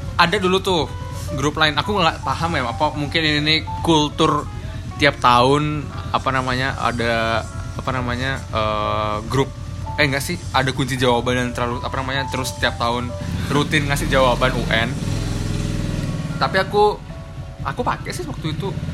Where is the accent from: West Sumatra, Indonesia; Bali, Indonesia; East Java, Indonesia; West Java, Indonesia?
Bali, Indonesia; papaku orang Batak, mamaku orang Jawa, tapi aku lahir di Bali